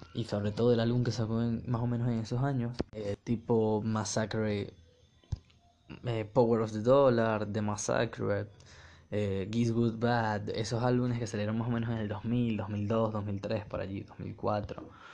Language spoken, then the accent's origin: Spanish; Venezuela; Yo como venezolano me, gusta mucho el reggaetón, porque crecí en el Caribe